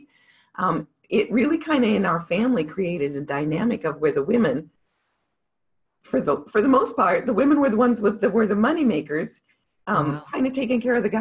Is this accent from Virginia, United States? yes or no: no; Montana, United States; I grew up in Montana